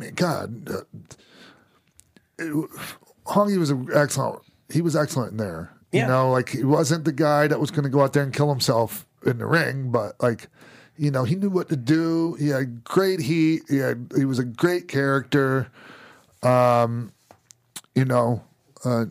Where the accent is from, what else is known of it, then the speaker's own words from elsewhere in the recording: St. Petersburg, Florida, United States; moved away; I was born and raised in St. Pete.